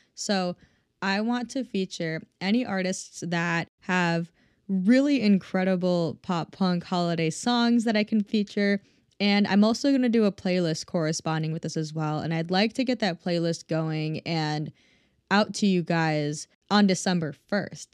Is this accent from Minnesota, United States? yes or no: yes; Minnesota, United States; I'm from Minnesota originally